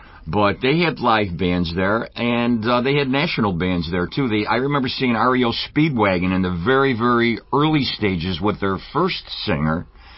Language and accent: English; Rochester, near East Irondequoit, New York, United States; Yeah, and, no, actually, I was born and raised in the city. I started on, I grew up on Weld Street. Well, I didn't grow up on Weld Street. No, I was born on Weld Street. Let me rephrase that. And my family's from the city over there by the public market.